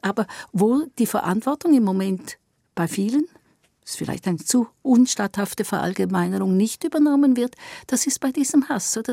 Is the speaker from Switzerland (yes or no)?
yes; Eastern Switzerland, Switzerland; ich bin auch eine Schweizerin und ich komm aus der Ostschweiz.